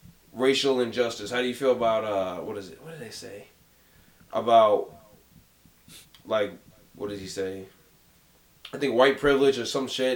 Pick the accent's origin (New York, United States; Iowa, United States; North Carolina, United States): New York, United States; New York City; I'm from Jamaica, Queens. I grew up from 10 minutes from where 50 Cent grew up and got shot.